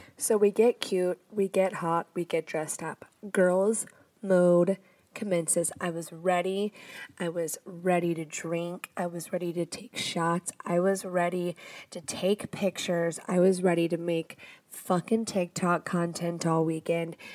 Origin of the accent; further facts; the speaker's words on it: the South, United States; I'm from the South.